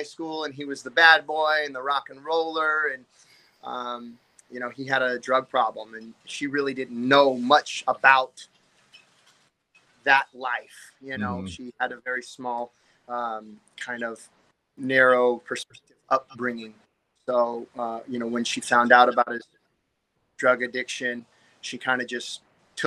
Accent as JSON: {"language": "English", "town": "Anaheim", "region": "California", "country": "United States", "tie": "born or raised there", "said": "I was born in Anaheim, California. You know, a little city in Orange County"}